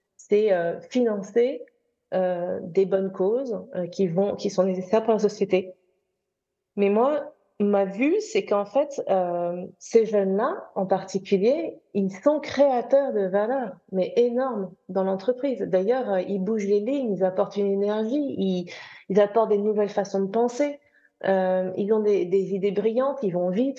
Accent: France; also born or lived in United Kingdom; now in London, United Kingdom; je suis française anglaise

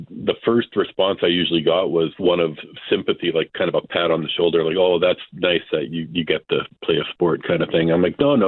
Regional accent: Canada; as a Canadian

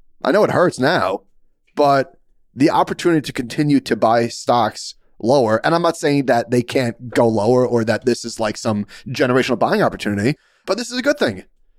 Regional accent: New York, United States; as a New Yorker

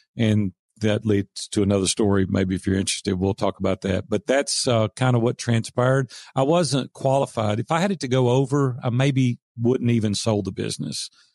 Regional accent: the South, United States; accent: Southern; my Southern accent

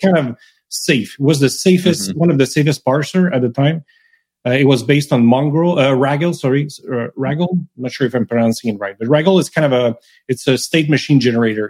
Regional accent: Canada; first language French; English is a second language; also born or lived in Montreal; I'm French Canadian, right? I, am mm-hmm. French. I've been speaking French my whole life. I was raised in French, school in French

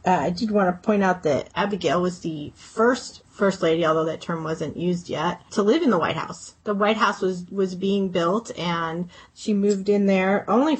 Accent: New England, United States; I'm from New England

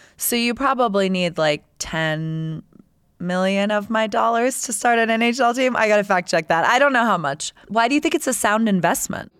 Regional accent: Tampa, Florida, United States; moved away; I grew up in Tampa Bay, and when I moved there, we had just got the Lightning

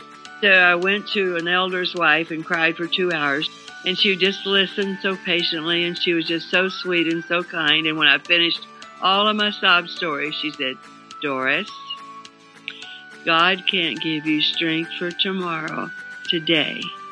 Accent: Glasgow, Kentucky, United States; I was born in Glasgow, Kentucky in 1936. I just had my 80th birthday.

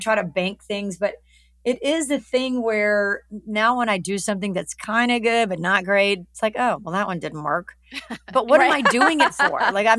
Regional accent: Alabama, United States; moved away; I look better in the South. I'm from Alabama. I love it.

